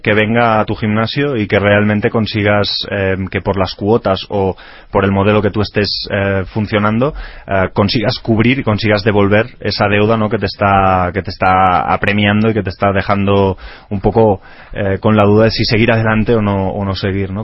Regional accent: Spain; now in Mexico; nosotros que venimos de España

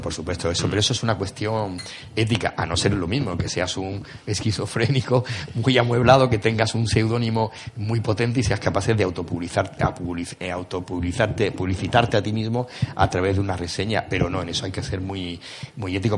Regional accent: Granada, Andalusia, Spain; como buen granadino, que a todos nos persigue el fantasma de Lorca

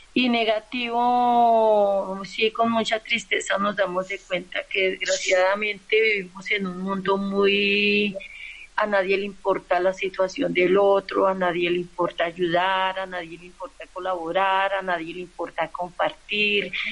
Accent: Santander, Colombia; Yo soy de, de Santander Nacional

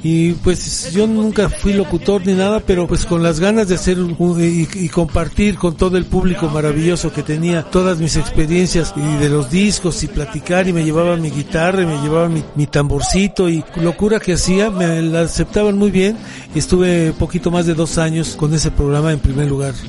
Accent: Mexico City, Mexico; soy originario de aquí del Distrito Federal. Hace más de tres décadas que vivo aquí en Coyoacán

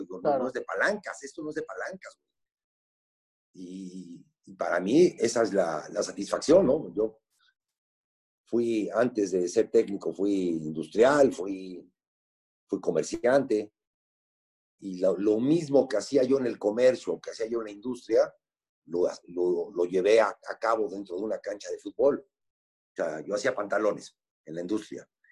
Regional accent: Puebla, Mexico; yo nací en Puebla, tengo 61 años. Mi papá fue como por el 63, 64, fue accionista de Puebla con dos acciones

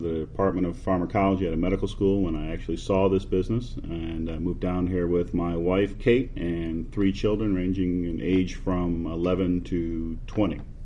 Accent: Detroit, Michigan, United States; moved away as an adult; also born or lived in Pittsburgh; now in Texas, United States; I grew up in the Detroit area

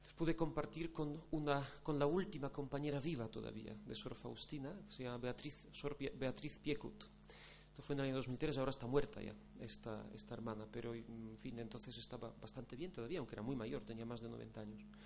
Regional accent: Poland; moved away as an adult; now in Spain; yo llevo nueve años en España aunque no, es que sea de origen polaco, como dijo Carmen, sino soy polaco

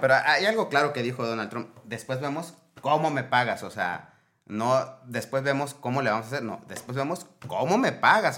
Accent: Mexico; como mexicanos debemos

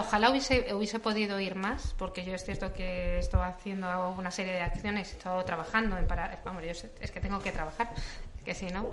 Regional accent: Madrid, Community of Madrid, Spain; yo soy madrileña

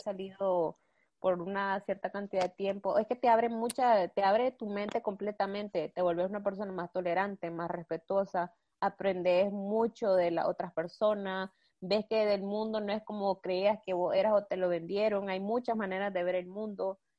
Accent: Nicaragua; moved away as an adult; now in Spain; yo amo mi país y soy nicaragüense

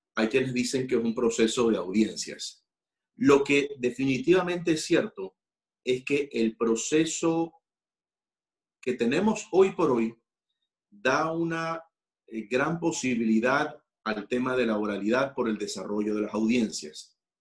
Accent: Ecuador; muchos de los ecuatorianos, soy ecuatoriano

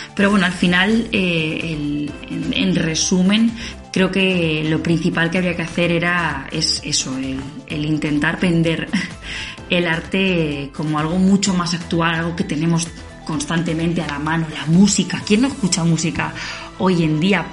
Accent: Daimiel, Castilla-La Mancha, Spain; aquí en Daimiel, en mi pueblo

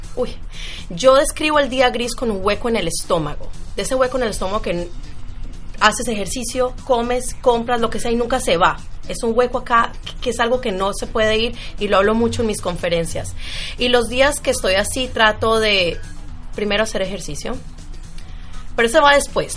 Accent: Medellín, Antioquia, Colombia; now in United States; Yo soy de Medellín

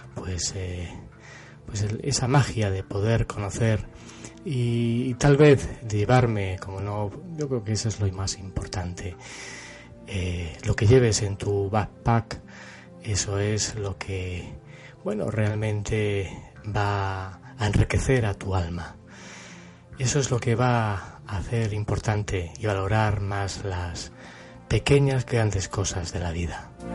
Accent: Cáceres, Extremadura, Spain; fui con él a Cáceres, eh, a mi ciudad natal

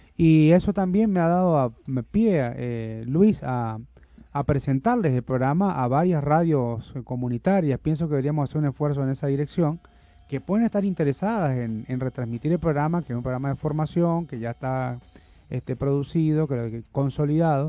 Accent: Uruguay; now in Venezuela; en Uruguay, en mi país natal.

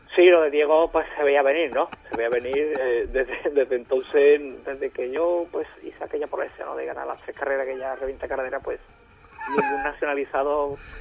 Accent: Bavaria, Germany; moved away; yo soy de Baviera, de Baviera, yo soy de Baviera

